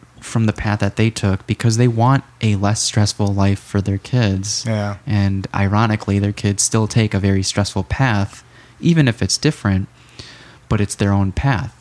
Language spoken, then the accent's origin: English; Skokie, Illinois, United States; also born or lived in Morton Grove, Illinois / Palatine, Illinois; I grew up in Skokie.